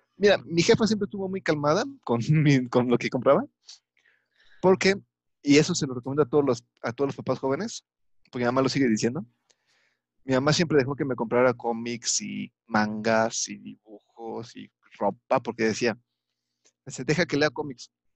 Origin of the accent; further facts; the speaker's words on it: Mexico; soy mexicano libre y soberano